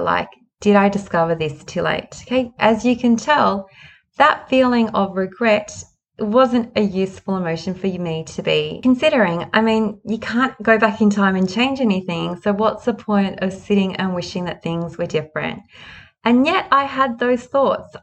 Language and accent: English; Sydney, New South Wales, Australia; I was born in Sydney.